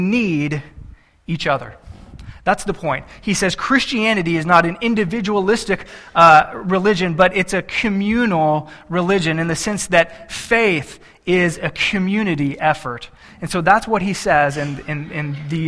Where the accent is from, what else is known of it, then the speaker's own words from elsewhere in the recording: Texas, United States; I'm from Texas